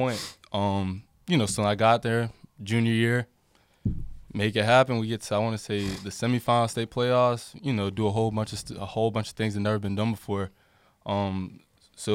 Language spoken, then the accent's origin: English; Harrisburg, North Carolina, United States; Grew up in a small town called Harrisburg